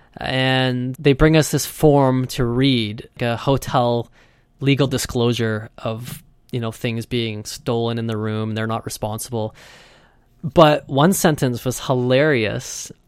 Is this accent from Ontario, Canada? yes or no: no; Vancouver, British Columbia, Canada; I'm from Vancouver, and it rains a lot here.